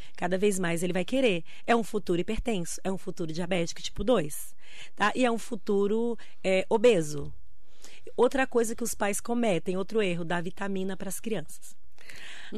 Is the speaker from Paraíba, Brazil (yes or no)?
no; Bahia, Brazil; now in Mogi das Cruzes, Brazil; Nasci na Bahia, no interior